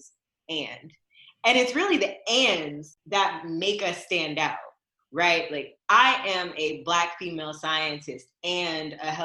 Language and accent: English; United States; I am American, born and raised